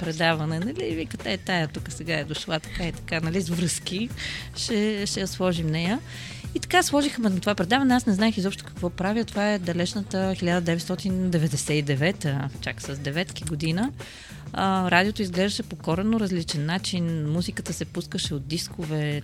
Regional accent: Pernik, Pernik Province, Bulgaria; аз съм от Перник

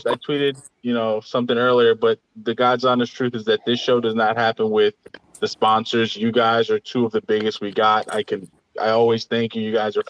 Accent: New York City, New York, United States; Growing up in Brooklyn, it's a beautiful eclectic painting of all these wonderful parts that made me who I am

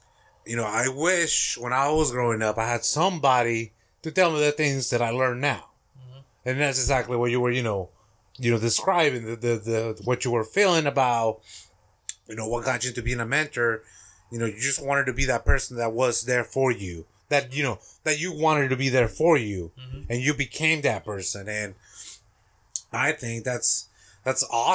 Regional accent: Mexico; English is a second language; now in United States; I grew up in Mexico. I actually pledged allegiance to the Mexican flag.

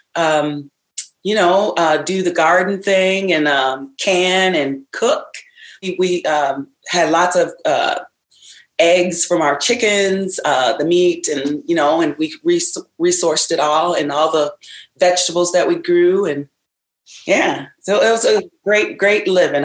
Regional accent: Ravenna, Michigan, United States; I grew up in Ravenna, Michigan on a farm, so I'm a a country girl

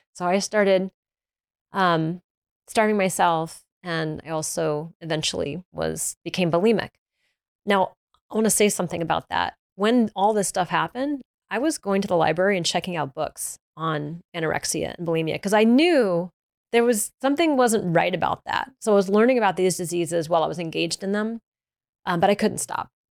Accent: the South, United States; I'm from the South, we used to eat honey buns

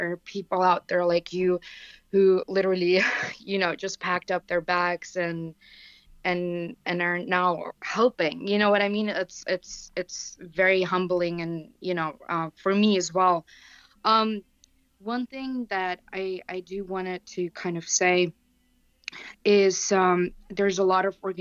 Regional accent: Ukraine; also born or lived in Europe; I myself am Ukrainian. I was born and raised in Europe

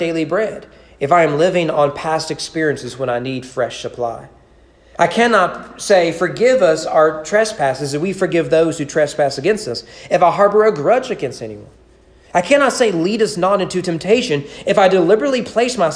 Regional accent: United States; As an American

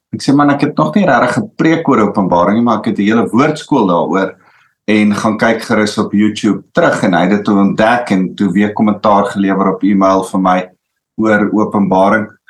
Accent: South Africa; ons Afrikaners

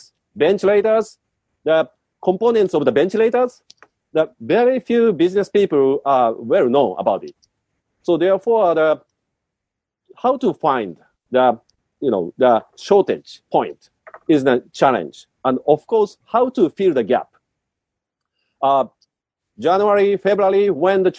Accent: Japan

